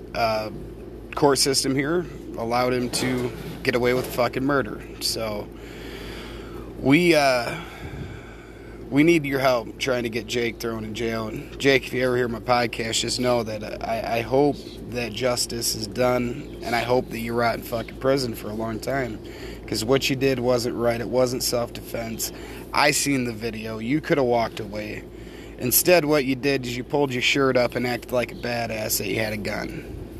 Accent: United States; I am an American

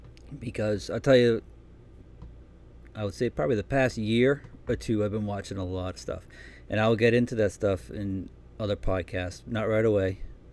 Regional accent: Massachusetts, United States; I was born and raised in Massachusetts, about 15 miles south of Boston. I come from a large family.

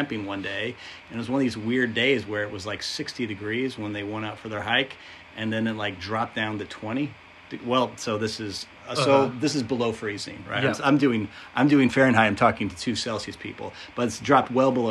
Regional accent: United States; as an American

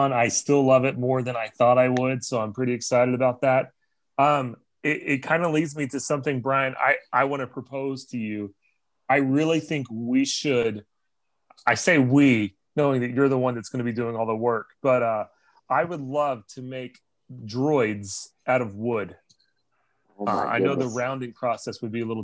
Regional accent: Texas, United States; moved away; I am from Texas originally

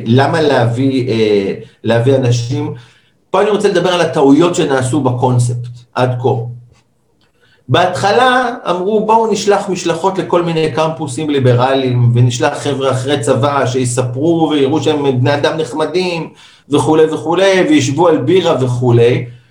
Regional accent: Israel

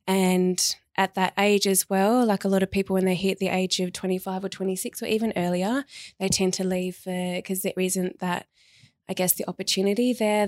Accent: Tasmania, Australia; now in Sydney, Australia; Well, Tassie girl. So I moved from Tasmania 7 years ago now.

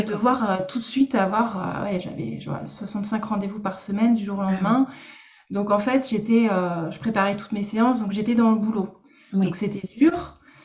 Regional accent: Lorraine, Grand Est, France; moved away as an adult; now in Bordeaux, France; je suis Lorraine à la base

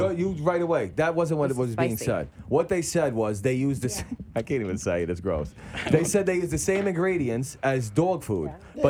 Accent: New York City, New York, United States; I'm from Brooklyn.

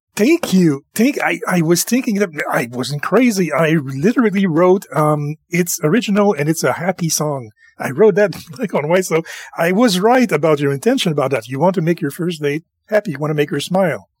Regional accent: Canada; I am French Canadian

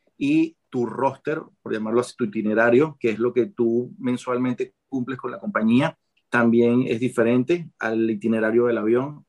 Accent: Caracas, Capital District, Venezuela; moved away as an adult; also born or lived in Maracay / Panama; now in Qatar; yo nací en Maracay, pero me crié en Caracas.

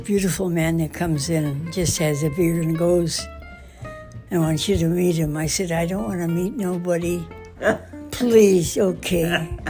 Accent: Pequaming, Michigan, United States; also born or lived in Ishpeming, Michigan / Saginaw, Michigan; I grew up in Pequoming.

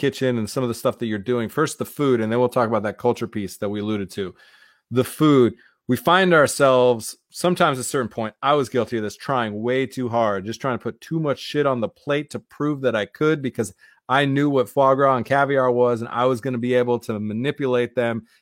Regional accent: Iowa, United States; we came from Iowa

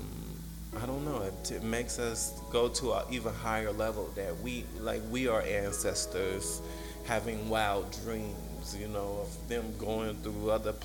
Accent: United States; as black people in America, we are a people.

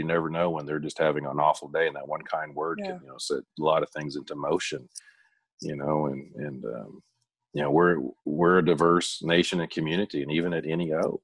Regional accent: Tahlequah, Oklahoma, United States

